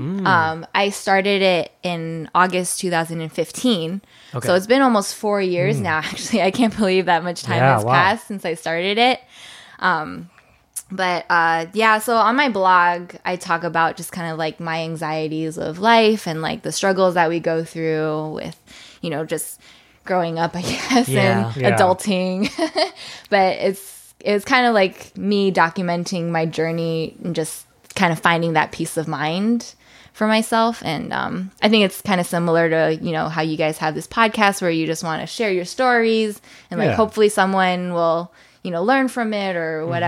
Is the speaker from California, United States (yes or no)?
yes; San Diego, California, United States; moved away as an adult; also born or lived in Irvine, United States; now in Seattle, United States; I grew up in San Diego.